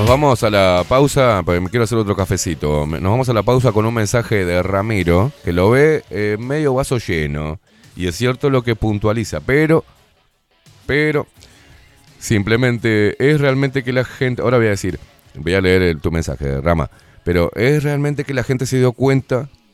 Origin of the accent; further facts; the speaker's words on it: Uruguay; me sirve mi país, me sirve mi pueblo